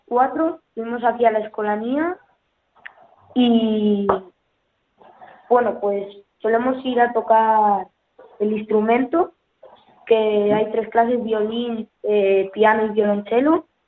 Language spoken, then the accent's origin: Spanish; Colunga, Asturias, Spain; also born or lived in Palencia; Me, mudé con cinco años a Asturias y ahora mismo vivo en Colunga.